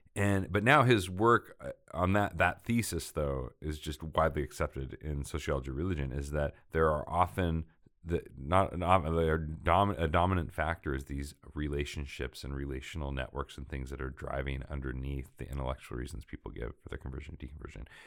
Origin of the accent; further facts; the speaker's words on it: Portland, Oregon, United States; moved away as an adult; grew up m, in, uh, Northwest in Oregon, Portland, uh, it was my hometown